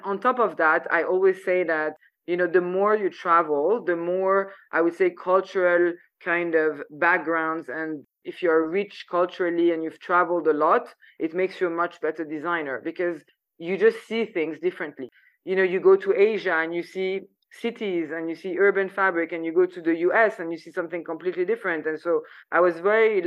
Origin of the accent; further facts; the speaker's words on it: Paris, Île-de-France, France; moved away as an adult; also born or lived in Saudi Arabia; just living in Paris, you know, like growing up in France